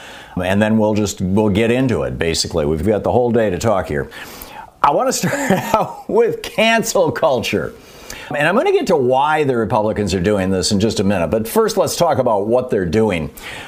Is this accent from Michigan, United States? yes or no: yes; Michigan, United States; I grew up in Michigan.